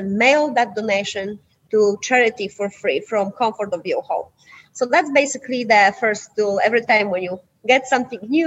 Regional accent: Poland; English is a second language; now in United States; I'm originally from Poland.

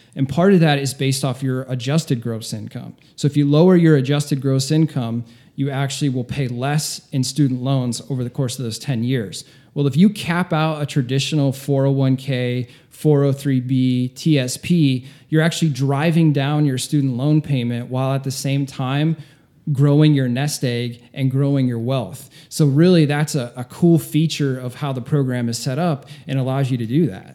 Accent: Northeast Ohio, United States; moved away as an adult; now in South Florida, United States; I grew up in Ohio, small town, Northeast Tip

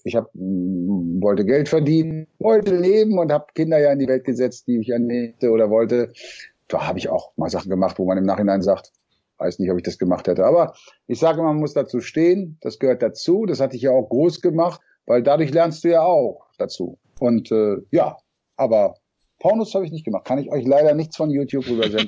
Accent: Remagen, Rhineland-Palatinate, Germany; moved away; also born or lived in Hamburg; bin geboren in Remagen am Rhein ja. und dann habe ich in Hamburg gewohnt.

